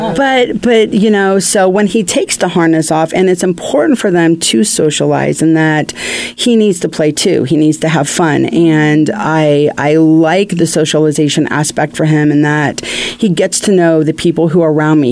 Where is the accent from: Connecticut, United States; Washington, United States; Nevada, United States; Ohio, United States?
Ohio, United States; moved away as an adult; now in California, United States; I was born in Ohio, but I've been in California since 1993